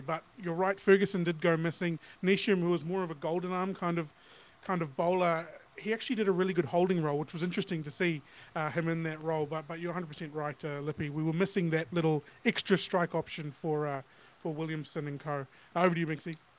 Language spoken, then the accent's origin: English; New Zealand; as a New Zealander